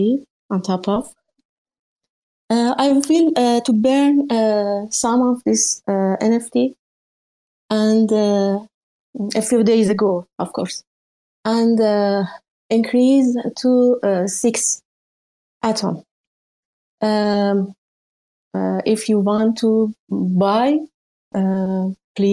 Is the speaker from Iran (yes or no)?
yes; Iran; English is a second language; I'm from Iran